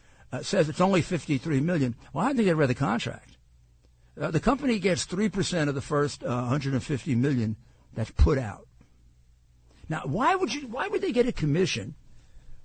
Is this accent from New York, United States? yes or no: yes; New York City, New York, United States; I'm a New Yorker